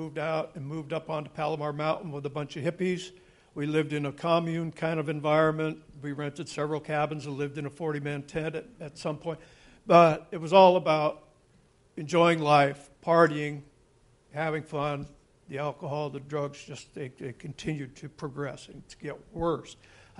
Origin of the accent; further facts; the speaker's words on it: California, United States; born there; I was born in California in 1959, and I was a Navy brat. My dad was a fighter pilot in the Navy.